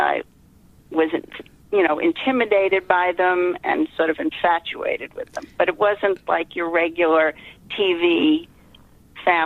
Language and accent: English; New York, United States; moved away as an adult; now in Boston, United States; I grew up in New York, and I moved to Boston with my husband